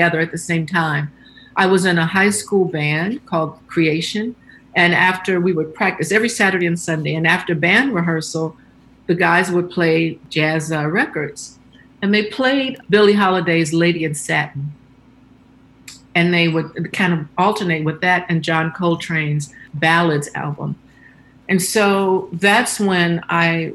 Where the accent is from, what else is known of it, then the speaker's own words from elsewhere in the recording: Chicago, Illinois, United States; growing up in Chicago